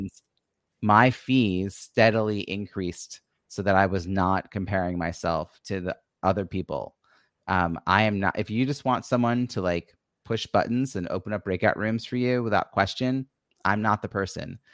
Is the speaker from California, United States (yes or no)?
no; Long Island, New York, United States; also born or lived in Philadelphia suburbs; now in Philadelphia, United States; I grew up on Long Island, New York